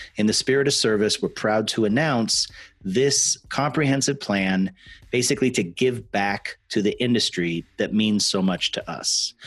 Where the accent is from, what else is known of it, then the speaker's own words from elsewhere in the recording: Spokane, Washington, United States; my hometown. You know, graduated from high school in Spokane